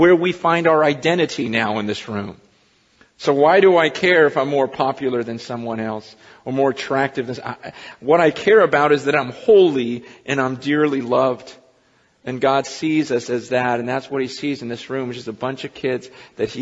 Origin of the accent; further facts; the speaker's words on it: United States; I'm an American